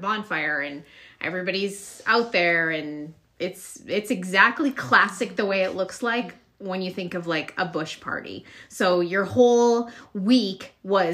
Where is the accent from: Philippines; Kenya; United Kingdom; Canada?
Canada; a very small town in Alberta; I'm from a very small town in Alberta, Canada, where we are.